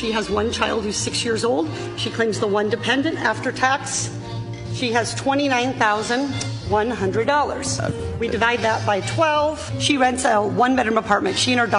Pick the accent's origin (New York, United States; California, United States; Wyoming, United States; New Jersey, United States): California, United States; Irvine; my hometown of Irvine